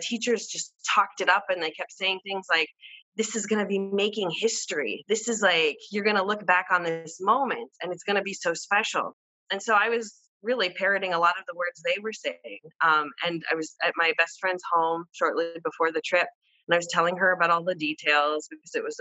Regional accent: Amman, Amman Governorate, Jordan; I was born in Amman, Jordan, to a Caucasian woman from the Midwest who is Methodist till this day

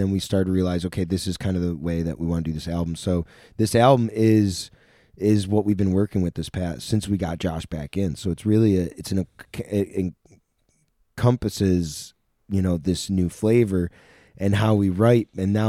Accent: Sackets Harbor, New York, United States; It's a place in my hometown, which was the comedy club, but it's an awesome old theater.

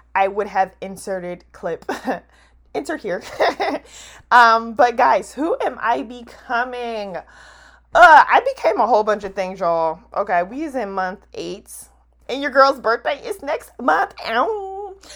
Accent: New Jersey, United States; now in DMV area, United States; I'm, I'm from Jersey

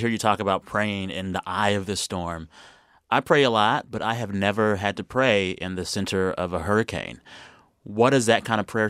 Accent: Texas, United States; moved away; I'm from Texas as well.

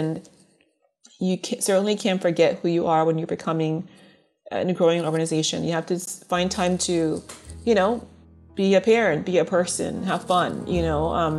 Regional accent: Liberia; born there; moved away; being that I was born in Liberia and immigrated here, I didn't think of color as being an issue at first.

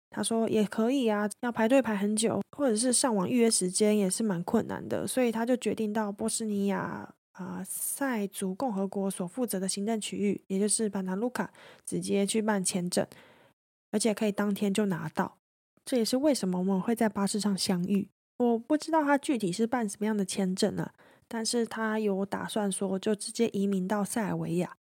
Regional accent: Taiwan; 我就跟他说，诶，我从台湾来的啊

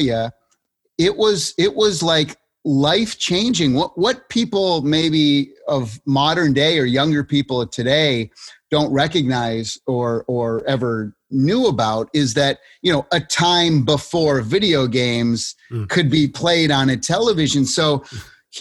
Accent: Springfield, Massachusetts, United States; I grew up in Massachusetts and Springfield, where the home office of Mass Mutual is

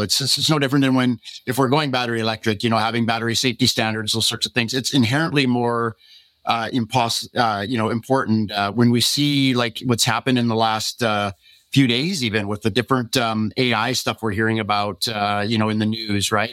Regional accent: Canada; being a Canadian

